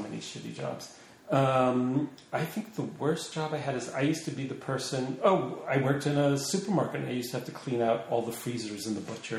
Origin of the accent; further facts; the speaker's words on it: Long Beach, New York, United States; Long Island. And then Long Beach.